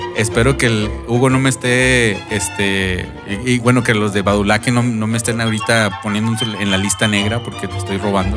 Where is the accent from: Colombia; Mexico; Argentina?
Mexico; Monterrey, Nuevo León; now in United States; yo soy del barrio rudo allá de, de, Monterrey. Y sí, fíjate que este, los, los, regios decimos mucho eso